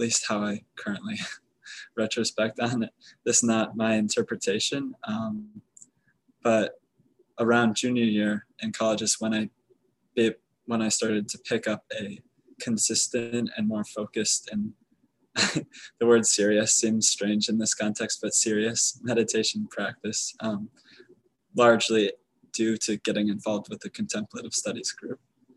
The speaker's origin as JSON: {"language": "English", "town": "Chicago", "region": "Illinois", "country": "United States", "tie": "born or raised there", "also_born_or_lived": "Texas", "said": "I grew up in the Chicago area"}